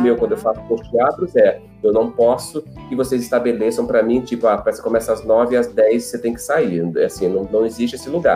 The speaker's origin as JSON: {"language": "Portuguese", "town": "Gravatá", "region": "Pernambuco", "country": "Brazil", "tie": "born or raised there", "moved": "yes", "said": "Eu sou natural de Gravatar, uma cidade do interior, no Agreste Pernambucano"}